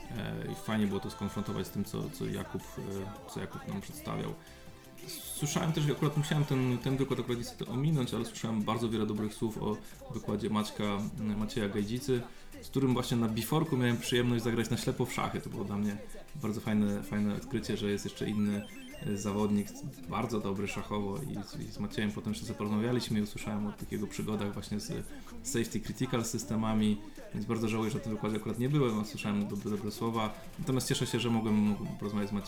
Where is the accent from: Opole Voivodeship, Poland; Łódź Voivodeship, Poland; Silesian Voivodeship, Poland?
Opole Voivodeship, Poland; born there; Ja bardzo lubię te specyfiki naszych różnych regionów polskich. Sam się urodziłem na Opolszczyźnie, która ma swoją specyfikę